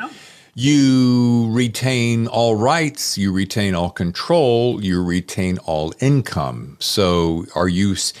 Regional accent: Winston-Salem, North Carolina, United States; accent: North Carolina; moved away; also born or lived in Chicago; I was born in Winston-Salem

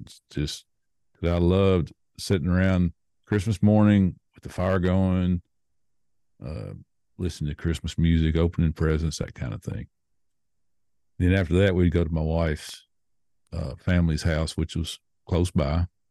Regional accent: Nashville, Tennessee, United States; I was born and raised in Nashville, Tennessee

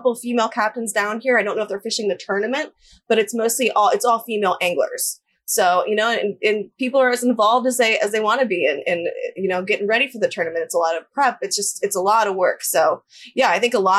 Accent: Fort Lauderdale, Florida, United States; moved away as an adult; now in Costa Rica; I'm from Fort Lauderdale, Florida

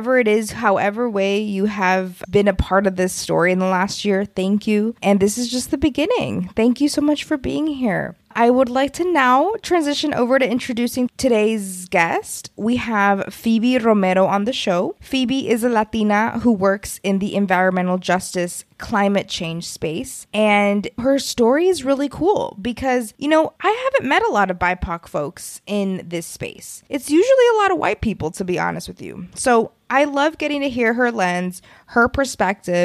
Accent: Texas, United States; moved away as an adult; I'm also from Texas and I went to college on the East Coast

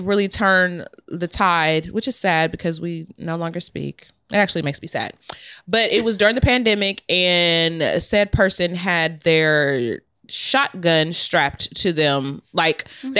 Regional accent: Ohio, United States; I'm from Ohio

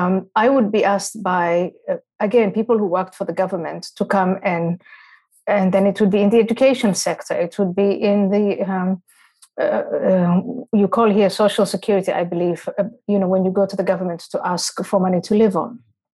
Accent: Somalia; I come from the Somali culture, but just not Somalia alone, the wider Islamic culture.

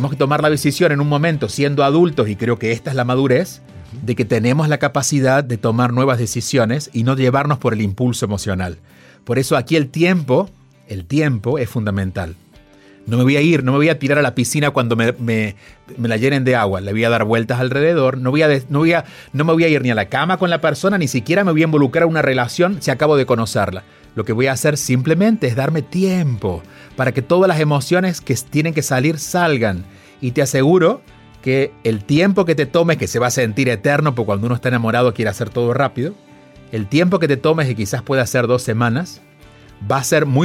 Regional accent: Argentina; tú eres mexicano, yo soy argentino, pero venimos de culturas similares porque es Latinoamérica.

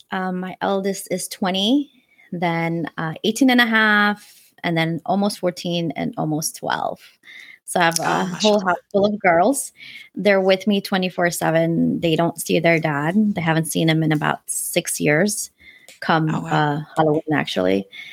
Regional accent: Afghanistan; born there; You know, I was born in Afghanistan. He's Pakistani.

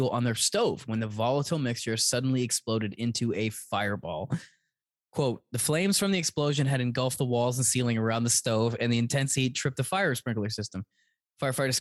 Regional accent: Canada; we grew up in Canada

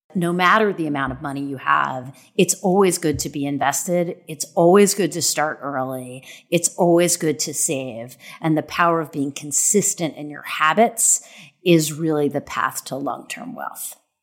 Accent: Arkansas, United States; as a black girl growing up in Arkansas

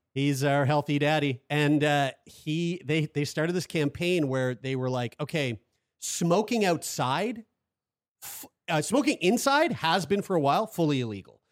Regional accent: Nova Scotia, Canada; we're from Nova Scotia.

